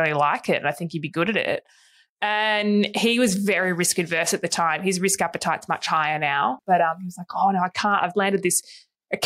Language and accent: English; Hobart, Tasmania, Australia; now in Melbourne, Australia; we grew up in Tassie. We're from Tassie.